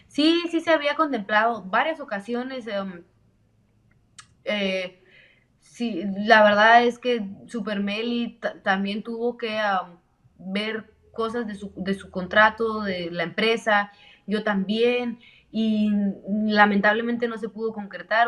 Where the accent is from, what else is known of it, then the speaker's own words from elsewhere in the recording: Mexico; somos mexicanas y representamos mucho orgullosamente a nuestro, nuestra sangre mexicana